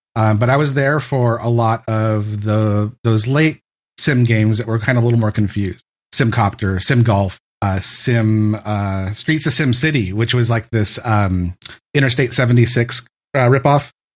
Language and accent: English; San Francisco Bay Area, California, United States; I'm from the San Francisco Bay Area. I, I grew up here.